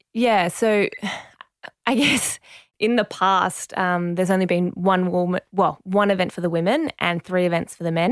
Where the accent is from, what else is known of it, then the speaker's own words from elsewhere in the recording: Penrith, New South Wales, Australia; first language French; English is a second language; also born or lived in Marseille, France; growing up in Penrith